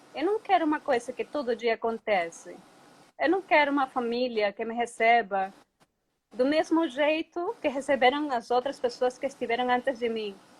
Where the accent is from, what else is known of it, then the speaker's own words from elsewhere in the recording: Venezuela; moved away as an adult; also born or lived in Colombia; now in Presidente Figueiredo, Brazil; Eu sou da Venezuela, tá? Sou uma menina de cidade, urbana.